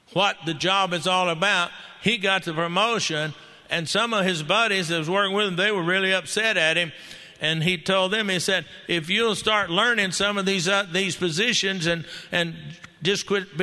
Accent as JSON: {"language": "English", "region": "Texas", "country": "United States", "said": "I'm a Texan"}